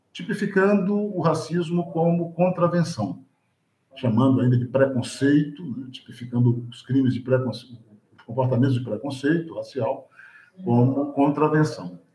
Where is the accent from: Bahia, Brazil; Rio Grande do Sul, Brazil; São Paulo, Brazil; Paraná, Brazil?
Bahia, Brazil; Salvador; eu sou um homem negro construído na experiência urbana da cidade de Salvador